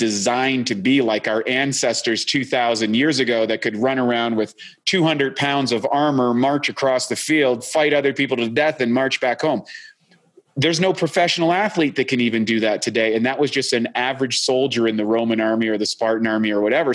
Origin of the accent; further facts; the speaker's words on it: Canada; moved away; I'm a Canadian originally.